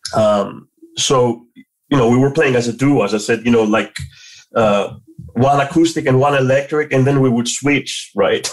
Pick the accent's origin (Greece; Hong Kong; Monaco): Greece; Athens, Attica; moved away as an adult; I was born and raised in Athens